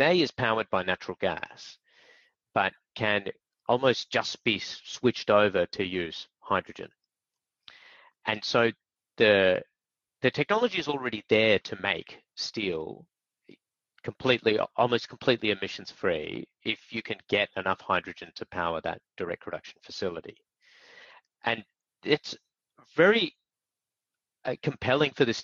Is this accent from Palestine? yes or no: no; Australia; me being an Aussie